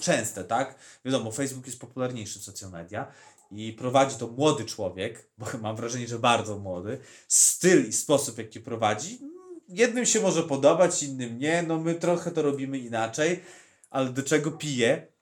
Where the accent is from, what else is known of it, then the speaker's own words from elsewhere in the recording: Podlaskie Voivodeship, Poland; u nas na Podlasiu